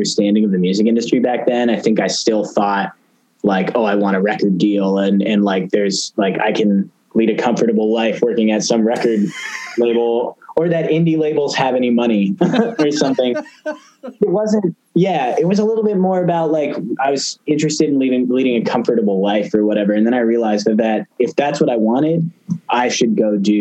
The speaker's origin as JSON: {"language": "English", "area": "San Francisco Bay Area", "region": "California", "country": "United States", "tie": "born or raised there", "also_born_or_lived": "Boston", "moved": "as an adult", "said": "I grew up in the San Francisco Bay Area"}